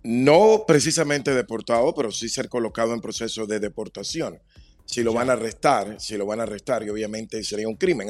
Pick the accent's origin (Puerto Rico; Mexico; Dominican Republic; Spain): Dominican Republic; now in United States; Yo soy dominicano, vine con visa